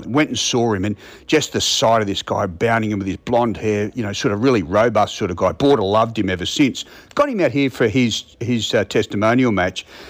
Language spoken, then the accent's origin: English; Brisbane, Queensland, Australia; I'm from Brisbane